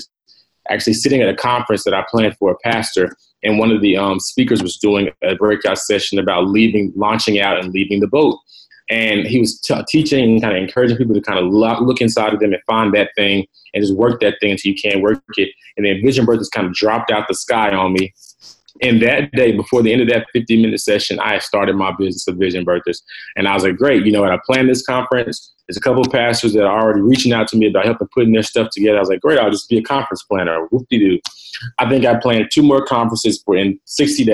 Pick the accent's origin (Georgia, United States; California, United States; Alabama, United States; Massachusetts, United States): Georgia, United States; Atlanta; I am from Atlanta, Georgia. Born and raised